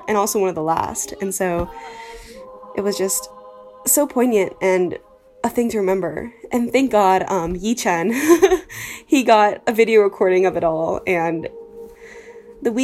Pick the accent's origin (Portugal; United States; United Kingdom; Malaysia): United States; Huntsville, Alabama; I'm from Huntsville, Alabama, and go to Duke University